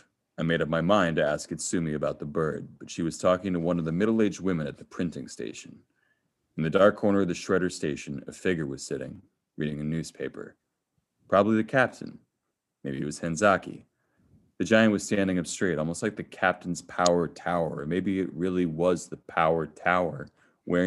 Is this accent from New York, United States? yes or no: no; Chicago, Illinois, United States; I'm from Chicago